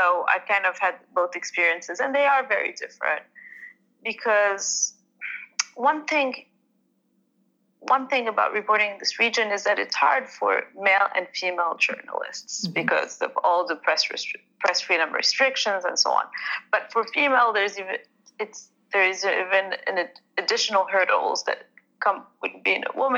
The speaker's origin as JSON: {"language": "English", "town": "Marrakesh", "region": "Marrakesh-Safi", "country": "Morocco", "tie": "born or raised there", "said": "I grew up in Marrakesh in Morocco"}